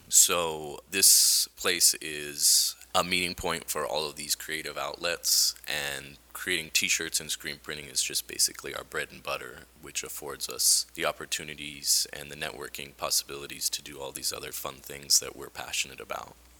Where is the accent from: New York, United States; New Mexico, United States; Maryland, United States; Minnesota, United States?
New Mexico, United States; Albuquerque; I was born and raised in Albuquerque